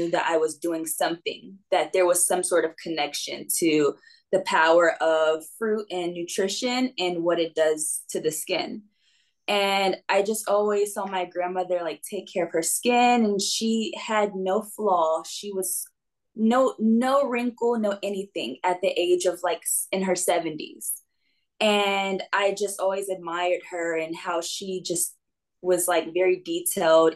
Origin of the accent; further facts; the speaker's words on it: North Carolina, United States; moved away as an adult; also born or lived in New York / New York City, United States; now in Westlake Village, United States; I lived in North Carolina with my grandparents when they retired.